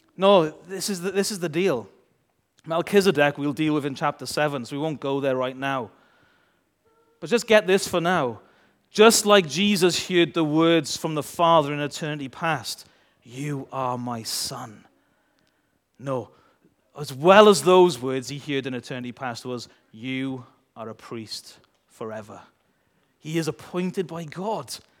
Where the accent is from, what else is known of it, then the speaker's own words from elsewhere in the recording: United Kingdom; we're British